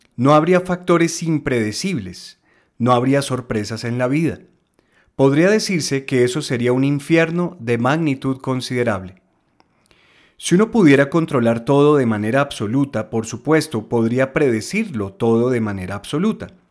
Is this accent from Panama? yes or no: no; Colombia; aquí en mi país, en Colombia